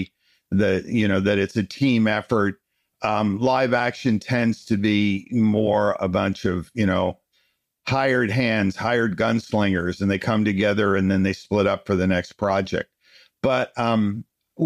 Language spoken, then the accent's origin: English; United States; also born or lived in Pennsylvania / Boston; I grew up in New York and Pennsylvania